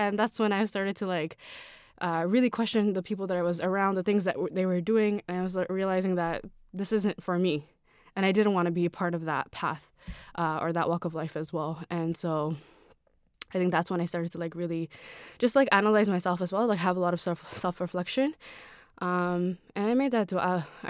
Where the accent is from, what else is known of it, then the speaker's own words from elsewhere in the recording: Toronto, Ontario, Canada; also born or lived in Sri Lanka; All right, so I was born and raised in Toronto. I grew up in Sri Lanka for a little bit. I went to elementary school, middle school, and high school all here.